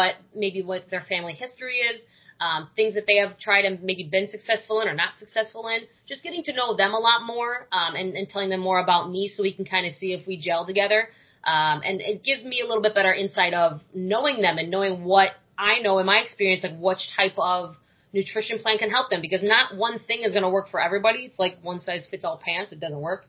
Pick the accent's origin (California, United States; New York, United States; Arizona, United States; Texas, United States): New York, United States; moved away as an adult; now in Florida, United States; I moved down here because I'm from New York.